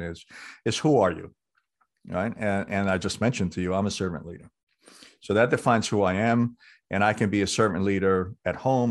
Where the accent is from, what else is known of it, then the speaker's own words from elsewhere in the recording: New York City, New York, United States; growing up in New York City on the streets